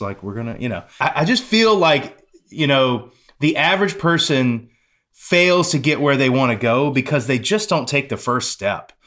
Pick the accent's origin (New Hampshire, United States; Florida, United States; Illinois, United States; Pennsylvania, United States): Florida, United States; Pensacola; moved away; my hometown